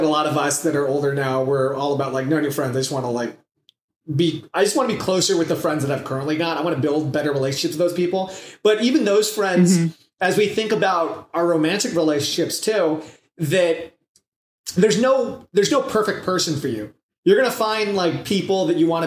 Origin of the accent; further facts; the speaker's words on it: Southern California, United States; I was raised in Southern California and was mainly in one city